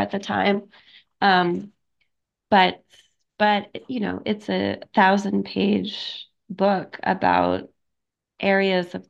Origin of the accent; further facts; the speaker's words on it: Oklahoma, United States; I grew up in Oklahoma in a monolingual environment